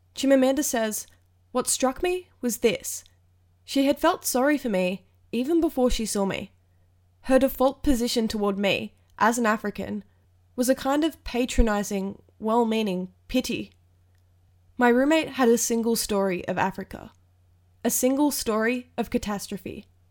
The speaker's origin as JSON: {"language": "English", "town": "Tamworth", "region": "New South Wales", "country": "Australia", "tie": "born or raised there", "moved": "as an adult", "lives_now": "Wollongong, Australia", "said": "I was born and raised in Tamworth, New South Wales, but I've lived in Wollongong, New South Wales for the last three and a half years studying."}